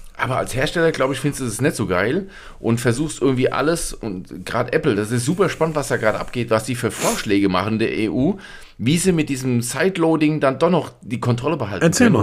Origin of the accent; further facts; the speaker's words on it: Germany; bei uns in Deutschland